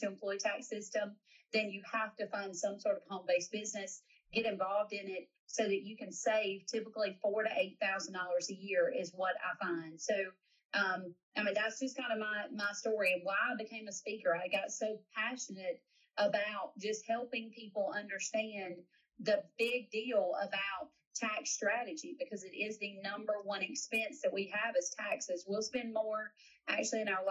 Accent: South Carolina, United States; I am from South Carolina

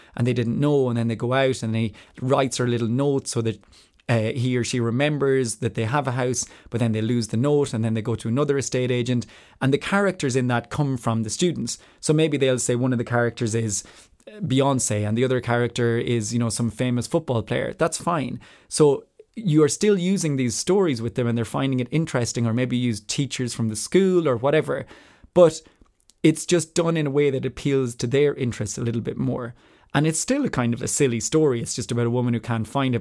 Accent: Ireland; moved away; also born or lived in Spain / France / Switzerland / New Zealand; I am Irish and I identify as Irish

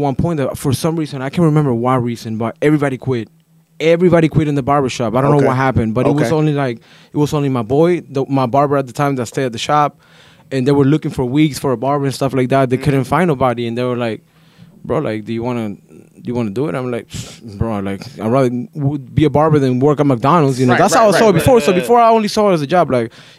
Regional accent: Lima, Peru; now in Sanford, United States; I'm Peruvian. I'm from Lima.

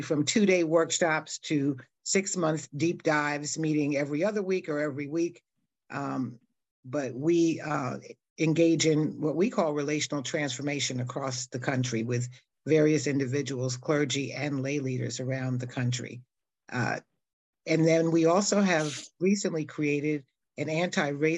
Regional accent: New York City, New York, United States; born and raised in New York City in Harlem

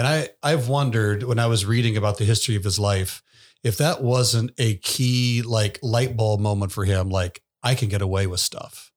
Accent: the South, United States; moved away; I grew up in the South

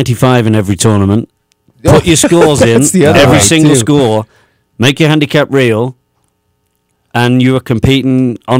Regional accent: England, United Kingdom; now in United States; when I grew up in England

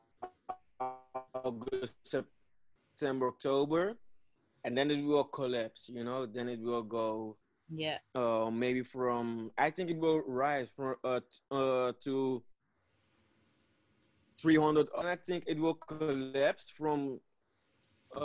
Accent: Netherlands; English is a second language; I'm from Dutch. I'm sorry. I'm a Dutchie.

